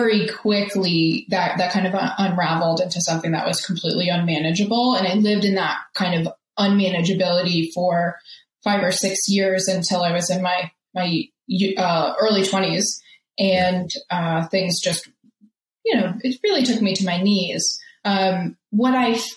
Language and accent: English; New York City, New York, United States; moved away as an adult; also born or lived in Scranton, Pennsylvania; now in Denver, United States; I was born in Staten Island, New York, and I lived there until my early 20s